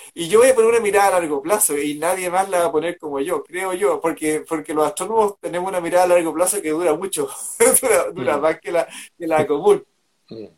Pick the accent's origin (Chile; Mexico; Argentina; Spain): Chile